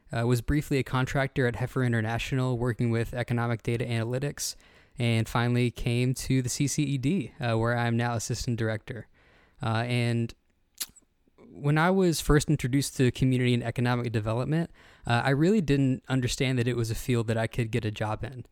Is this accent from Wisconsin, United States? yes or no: no; Pottsville, Arkansas, United States; I'm originally from Pottsville, Arkansas, which is a rural community, uh, right outside of Russellville.